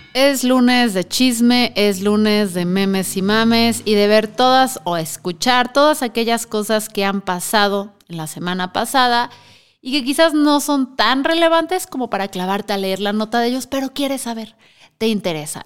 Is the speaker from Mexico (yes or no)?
yes; Mexico; como mexicanos